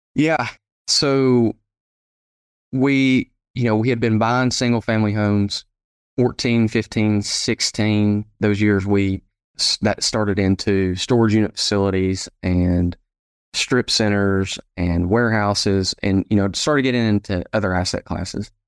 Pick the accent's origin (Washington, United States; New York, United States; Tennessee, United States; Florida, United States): Tennessee, United States; Sevierville; also born or lived in Knoxville, Tennessee; So home for me is uh, Sevierville, Tennessee. So we're right here at the base of the Great Smoky Mountain National Park. And so I was born, raised here uh, in the area